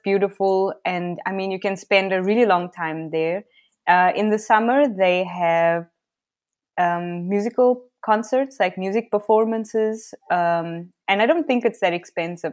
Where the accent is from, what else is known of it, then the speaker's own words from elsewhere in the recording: Cape Town, Western Cape, South Africa; moved away as an adult; also born or lived in China; now in Berlin, Germany; I was born in Cape Town, South Africa moved around quite a bit in Cape Town in my younger life.